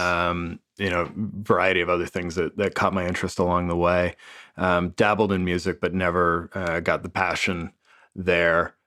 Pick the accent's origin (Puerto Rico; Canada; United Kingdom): Canada; Toronto, Ontario; moved away; born and raised in Toronto